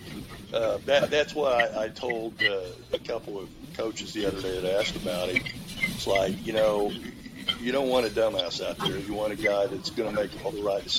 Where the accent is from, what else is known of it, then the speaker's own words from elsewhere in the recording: Oklahoma, United States; I'm from Oklahoma